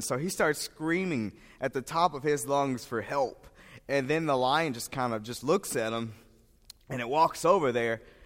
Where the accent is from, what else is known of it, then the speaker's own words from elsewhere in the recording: St. Louis, Missouri, United States; I am from St. Louis, Missouri